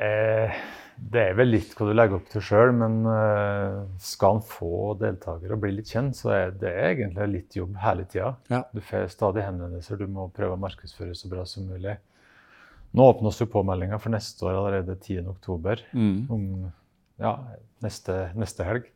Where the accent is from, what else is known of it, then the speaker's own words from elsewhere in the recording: Skåbu, Innlandet, Norway; now in Vinstra, Norway; jeg er fra Skåbu, men jeg bor på Vinstra.